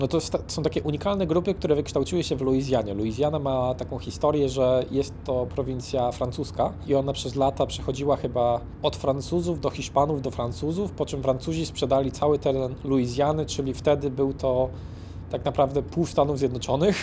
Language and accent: Polish; Poland; jesteśmy z Polski